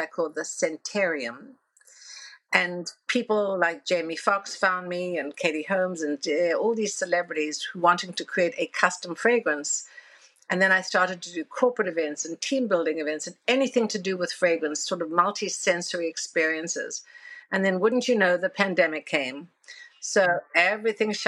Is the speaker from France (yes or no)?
no; South Africa; moved away as an adult; now in New York, United States; told me growing up in South Africa